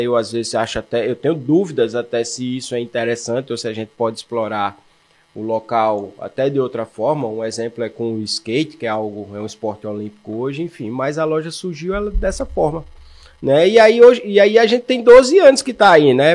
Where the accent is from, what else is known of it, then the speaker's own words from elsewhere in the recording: Maceió, Alagoas, Brazil; moved away as an adult; also born or lived in Curitiba; now in João Pessoa, Brazil; Eu sou alagoano, eu fui aluno marista de Maceió